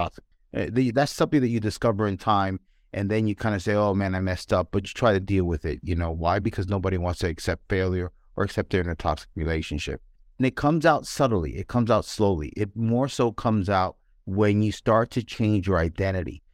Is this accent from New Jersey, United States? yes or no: no; New York City, New York, United States; I grew up in New York